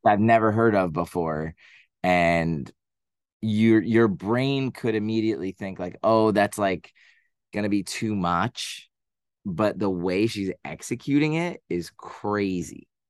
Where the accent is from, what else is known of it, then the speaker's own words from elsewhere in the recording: Boston, Massachusetts, United States; now in New York City, United States; I am from Boston.